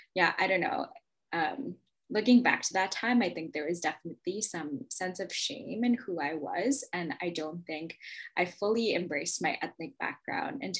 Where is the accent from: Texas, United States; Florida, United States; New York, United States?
New York, United States; New York City; I grew up in New York City in Queens, which is already very diverse